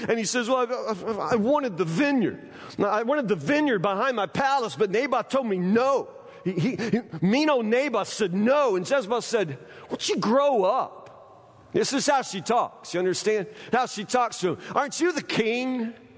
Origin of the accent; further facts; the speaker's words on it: Woodburn, United States; I'm from Woodburn